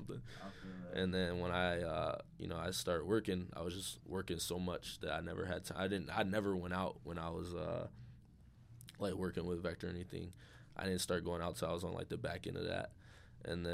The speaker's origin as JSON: {"language": "English", "town": "Chicago", "region": "Illinois", "country": "United States", "tie": "born or raised there", "said": "I'm from the South Side."}